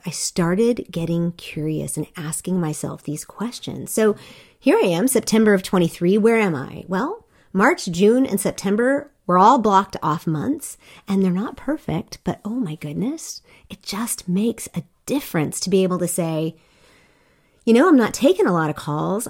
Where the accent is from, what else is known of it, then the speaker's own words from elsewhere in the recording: South Korea; I grew up in Korea